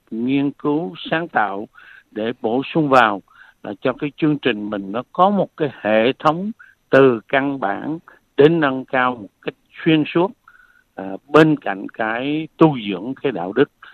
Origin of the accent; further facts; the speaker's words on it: Phu Yen, Vietnam; moved away; also born or lived in Da Lat / Nha Trang / Ho Chi Minh City; Tôi sinh ra lớn lên ở Phú Yên